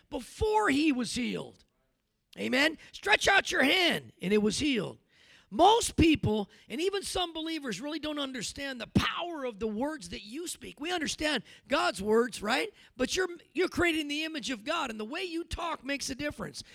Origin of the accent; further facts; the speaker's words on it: California, United States; moved away; I was from Cali